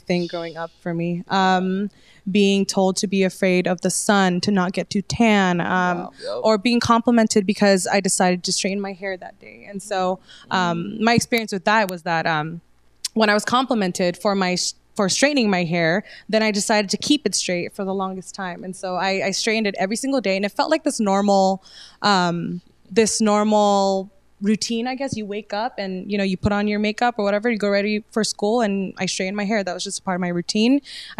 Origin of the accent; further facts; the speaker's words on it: Indonesia; I was born in Indonesia. So I identify as Indo-Melanesian because nationally, I am from Indonesia